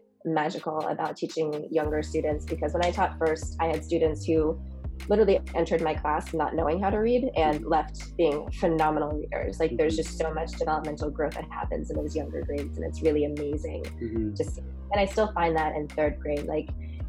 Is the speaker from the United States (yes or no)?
yes; Washington, District of Columbia, United States; moved away as an adult; also born or lived in South Korea / St. Louis / Oakland, California; now in California, United States; I was born in South Korea and I was adopted when I was really little, 6 months old, and grew up in a really lovely Jewish family in Washington, D.C.